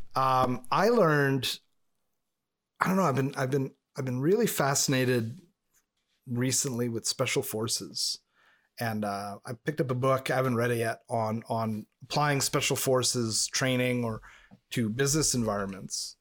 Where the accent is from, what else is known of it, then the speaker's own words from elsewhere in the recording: Montreal, Quebec, Canada; first language English; I grew up in proximity to Montreal